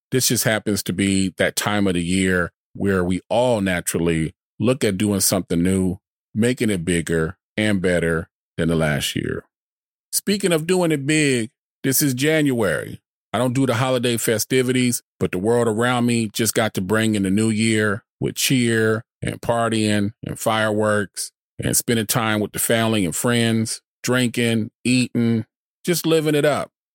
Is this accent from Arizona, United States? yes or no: yes; Arizona, United States; my home state, Arizona